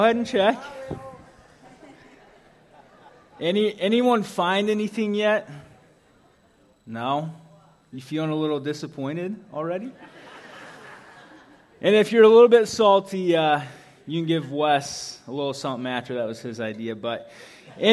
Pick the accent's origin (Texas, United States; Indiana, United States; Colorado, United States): Indiana, United States; Indianapolis; moved away; growing up in Indianapolis